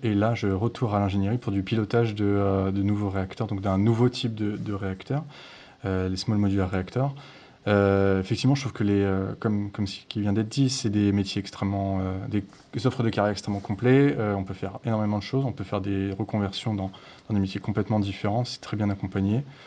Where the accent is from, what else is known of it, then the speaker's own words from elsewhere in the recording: Brittany, France; je viens de Bretagne